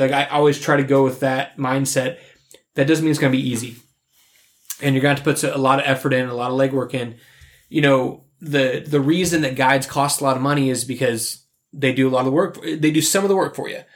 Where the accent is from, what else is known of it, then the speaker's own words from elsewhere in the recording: Kansas, United States; kill one in my home state